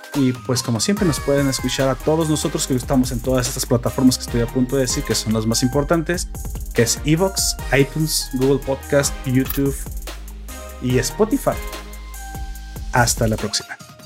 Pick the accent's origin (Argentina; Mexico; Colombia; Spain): Mexico